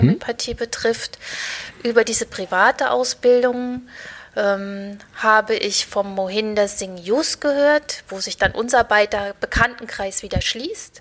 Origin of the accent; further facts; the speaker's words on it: Thuringia, Germany; ich komme aus der Mitte von Deutschland, aus Thüringen